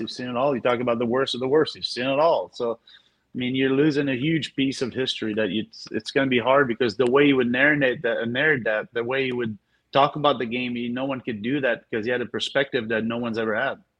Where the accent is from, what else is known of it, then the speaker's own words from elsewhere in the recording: Montreal, Quebec, Canada; moved away; I'm from Montreal.